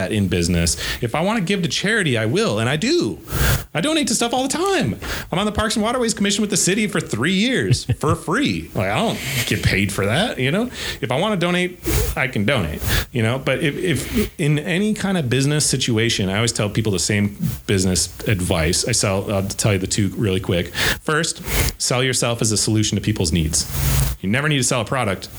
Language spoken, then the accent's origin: English; Eau Claire, Wisconsin, United States; also born or lived in Burnsville, Minnesota; I love my hometown.